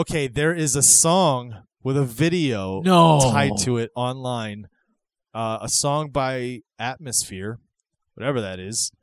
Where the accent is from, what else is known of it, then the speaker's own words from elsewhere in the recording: St. Petersburg, Florida, United States; also born or lived in Clearwater, Florida; now in Portville, New York, United States; I grew up in St. Pete, Clearwater, Florida